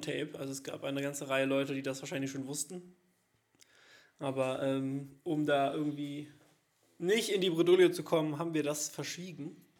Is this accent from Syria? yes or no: no; Cologne, North Rhine-Westphalia, Germany; als Kölner